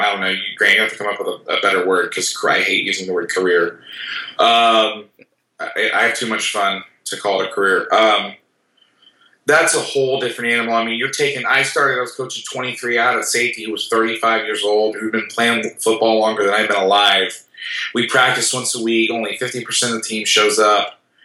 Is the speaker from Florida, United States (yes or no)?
yes; Orlando, Florida, United States; Growing up in Orlando